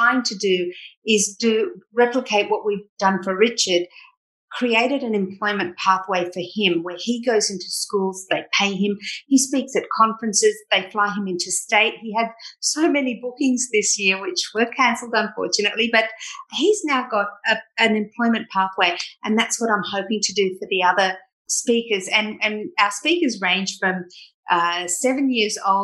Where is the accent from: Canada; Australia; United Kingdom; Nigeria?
Australia; Sydney, New South Wales; I grew up in Bondi